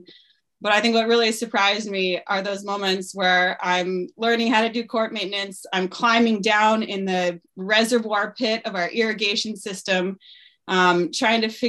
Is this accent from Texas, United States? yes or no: no; Stowe, Vermont, United States; moved away as an adult; I moved back to my hometown in 2019 to start a family.